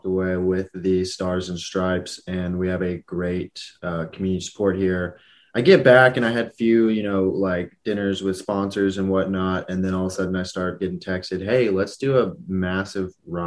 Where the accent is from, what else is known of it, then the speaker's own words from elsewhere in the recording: Houston, Texas, United States; now in Austin, United States; I grew up in Houston